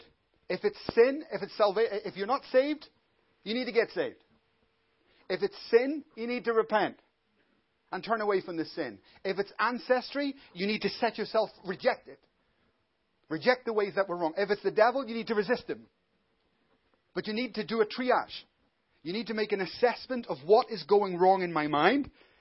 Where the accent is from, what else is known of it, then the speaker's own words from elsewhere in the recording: Belfast, Northern Ireland, United Kingdom; I come from Belfast